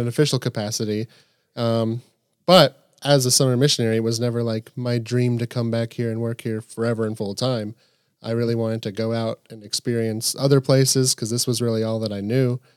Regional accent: Camp Nathanael, Kentucky, United States; I grew up here, and so I've been pretty immersed in a Christian household

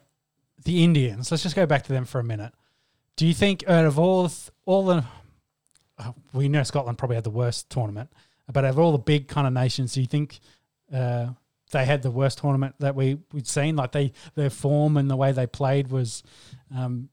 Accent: Australia; as an Aussie, as a former world champion and an Australian

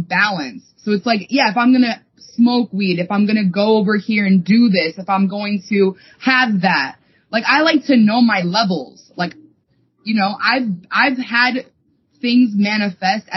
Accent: East Coast, United States; we grew up on the East Coast

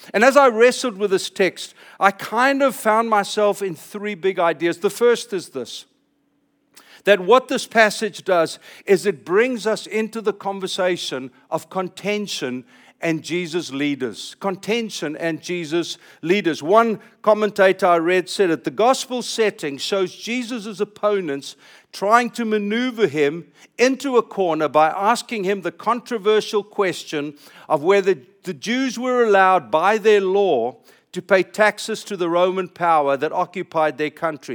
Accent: California, United States; I'm speaking as a Californian

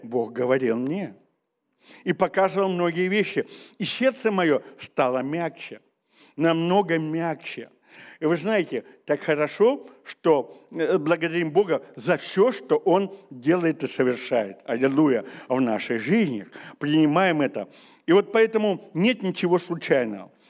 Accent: Siberia, Russia; мы сибиряки

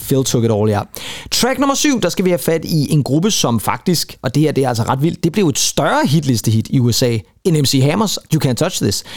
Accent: Rønnebæk, Zealand, Denmark; jeg er lige præcis ikke i besøg i min fødeby

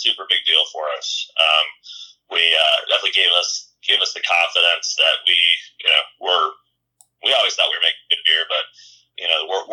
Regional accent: Chicago, Illinois, United States; moved away as an adult; also born or lived in Iowa City, Iowa; So I grew up, I'm from Chicago originally.

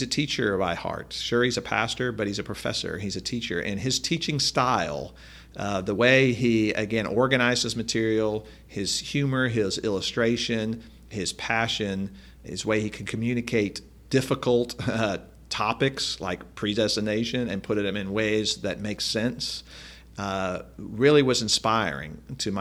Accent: Chicago, Illinois, United States; I grew up in the Reformed Church, the Dutch Reformed Church in the south side of Chicago

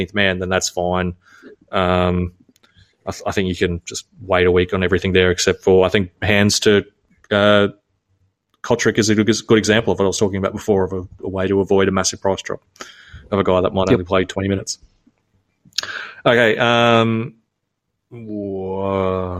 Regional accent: Townsville, Queensland, Australia; moved away; I'm from Townsville originally

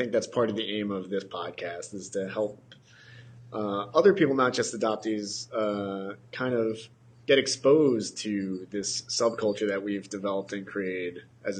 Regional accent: New Jersey, United States; growing up in New Jersey

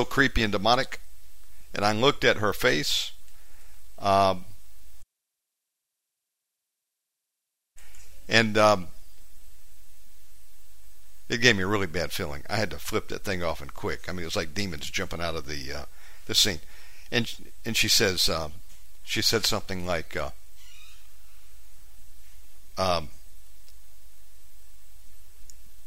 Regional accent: United States; moved away as an adult; now in Bali, Indonesia; I'm from America, and I've been in Bali 7 years

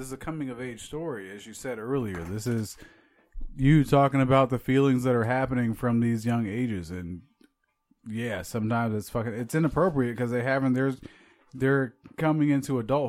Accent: Chicago, Illinois, United States; Growing up in Chicago

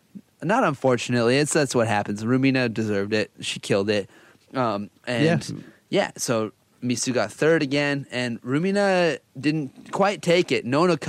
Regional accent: Canada; I'm a Canadian, right? So it's very not Japanese.

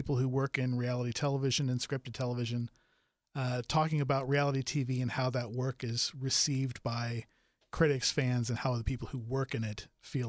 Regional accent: Tampa, Florida, United States; Well, I guess you're going to have to go to where I grew up in Tampa, Florida.

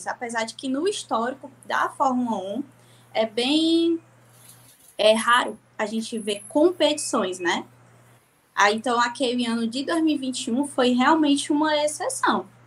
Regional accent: Ceará, Brazil; É, eu tenho 22 anos, eu sou daqui do Ceará.

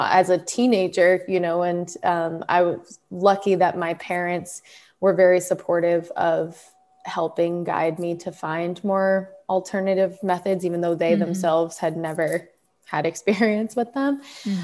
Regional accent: Massachusetts, United States; I grew up in Massachusetts

